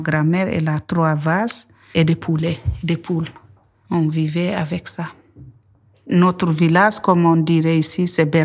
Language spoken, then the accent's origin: French; Guinea; où je suis grandi, au village, en Guinée. J'ai grandi avec ma grand-mère.